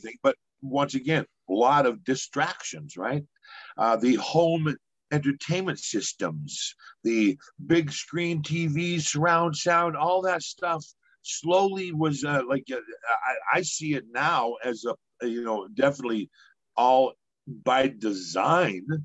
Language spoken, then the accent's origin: English; Edmonton, Alberta, Canada; now in Vancouver, Canada; my hometown of Edmonton, Alberta